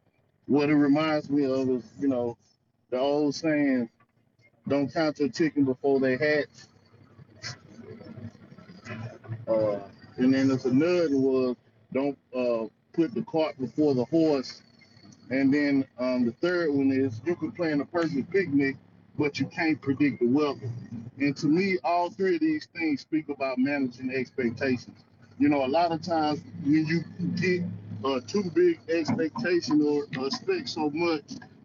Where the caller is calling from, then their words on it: North Carolina, United States; This is Brother Arth. I'm coming from North Carolina territory.